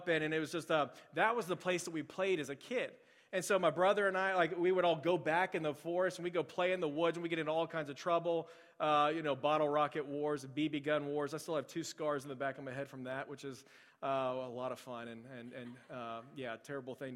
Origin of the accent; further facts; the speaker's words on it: Spring, Texas, United States; moved away; I grew up in Spring, and I had no idea how small of a town it actually kind of was.